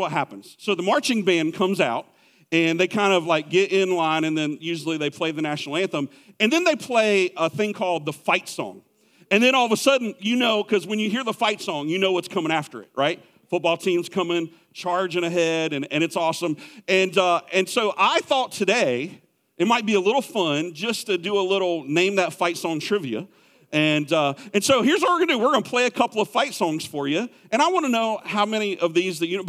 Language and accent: English; South Carolina, United States; I grew up in South Carolina